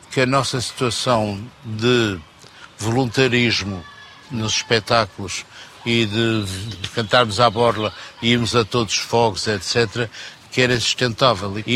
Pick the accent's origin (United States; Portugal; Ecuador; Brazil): Portugal; Porto, Norte; Era assim um bocadinho porreirinha, e eu não sou muito porreirinha, eu sou do Porto.